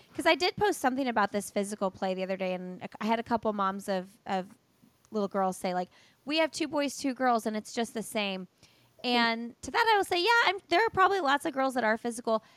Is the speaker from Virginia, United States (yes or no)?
no; Indiana, United States; moved away as an adult; now in North Carolina, United States; We've moved from Indiana, and no sh, no hate on Indiana. I love Indiana. I'm from Indiana.